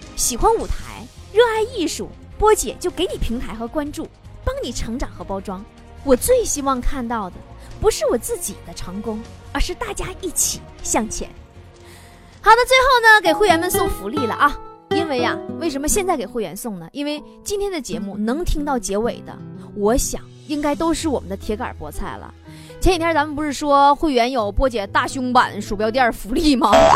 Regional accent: Northeast China, China; 我们东北人

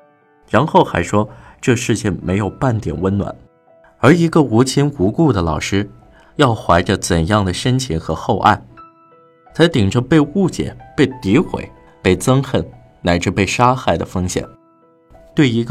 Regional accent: Zhumadian, Henan, China; 这两天，网上有个吸人眼球的新闻，就发生在我的老家驻马店。

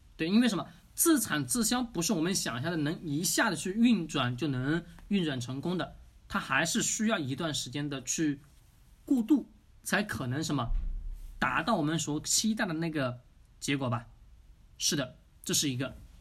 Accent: China; 我们中国人

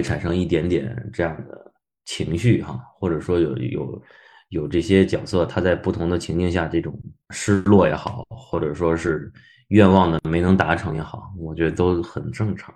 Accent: Beijing, China; 我是北京人

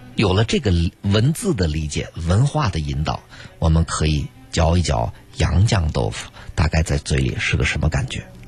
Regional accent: China; moved away as an adult; 我们中国人

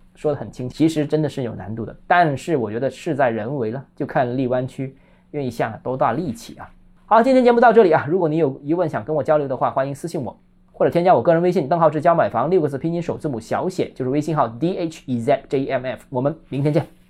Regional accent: Guangzhou, Guangdong, China; 我是广州人

